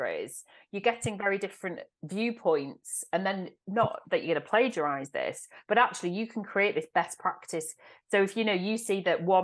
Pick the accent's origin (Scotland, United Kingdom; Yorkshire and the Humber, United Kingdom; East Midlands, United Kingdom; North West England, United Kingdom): North West England, United Kingdom; Manchester; my hometown in Manchester